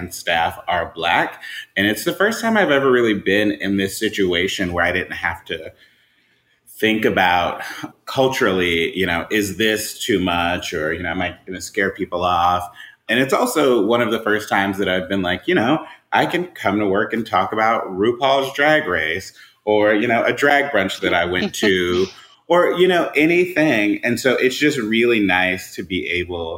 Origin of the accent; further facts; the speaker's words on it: Atlanta, Georgia, United States; I am a lifelong Atlantan, so I'm just passionate about the city of Atlanta